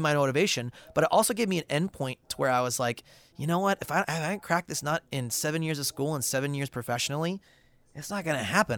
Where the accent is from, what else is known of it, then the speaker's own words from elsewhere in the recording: St. Louis, Missouri, United States; moved away as an adult; now in Los Angeles, United States; I'm originally from Saint Louis